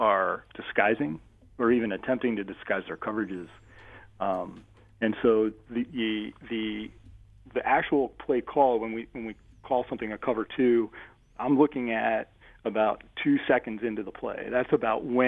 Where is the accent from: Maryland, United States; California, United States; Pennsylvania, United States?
Maryland, United States; Baltimore; I grew up in Baltimore